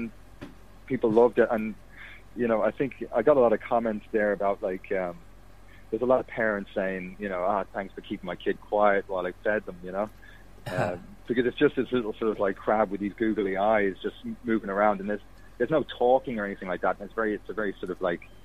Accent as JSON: {"language": "English", "country": "Fiji", "tie": "born or raised there", "moved": "yes", "said": "I grew up in Fiji, so like for about 13 years of my life"}